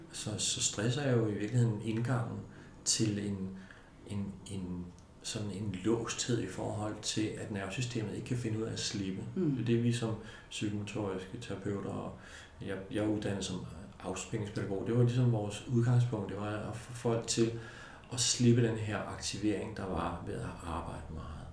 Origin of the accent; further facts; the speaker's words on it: Denmark; i Danmark har vi en kultur, som er, er, er meget lidt voldelig.